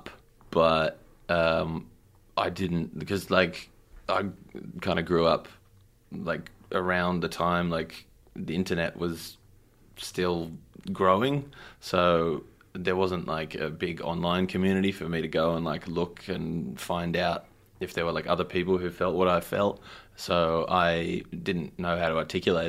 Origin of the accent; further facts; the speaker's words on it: Engadine, New South Wales, Australia; I grew up in the Shire in a place called Ingerdane